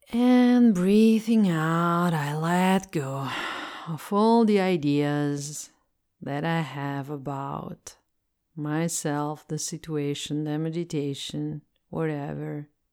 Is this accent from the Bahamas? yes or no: no; Italy; English is a second language; I'm Italian and I live in Italy, so I speak English as a second language.